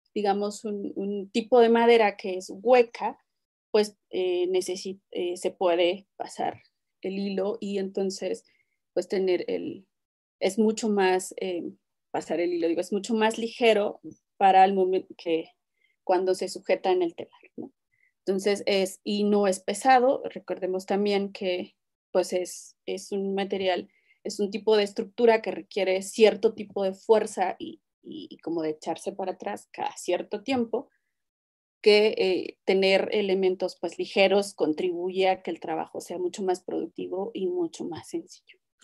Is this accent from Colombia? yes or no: no; Rincón region, Oaxaca, Mexico; el rincón Shita, que es pues, de donde, no sé si todos vienen de allá, pero este, pues es de donde yo soy